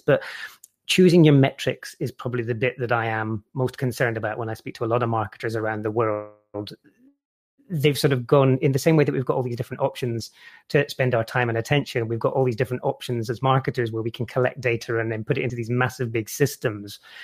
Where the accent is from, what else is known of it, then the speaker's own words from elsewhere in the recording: Scotland, United Kingdom; where I grew up in Scotland